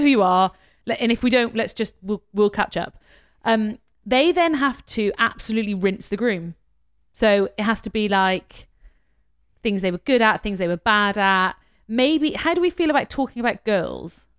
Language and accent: English; United Kingdom; we're British